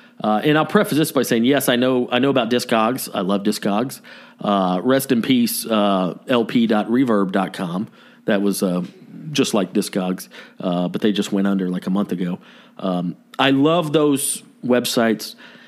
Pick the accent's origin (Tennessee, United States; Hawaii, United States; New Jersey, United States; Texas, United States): Tennessee, United States; Nashville; born there; I was born in Nashville. I came out of my mama's tummy wearing a cowboy hat.